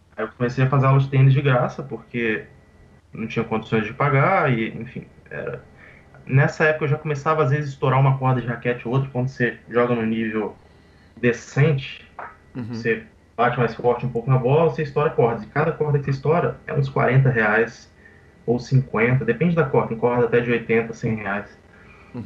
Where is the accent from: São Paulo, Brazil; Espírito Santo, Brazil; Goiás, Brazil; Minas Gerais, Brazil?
Espírito Santo, Brazil; Vitória; also born or lived in Teresina, Piauí; eu nasci no Piauí, Teresina, só que com um ano de idade, mais ou menos, meus pais eles foram para Vitória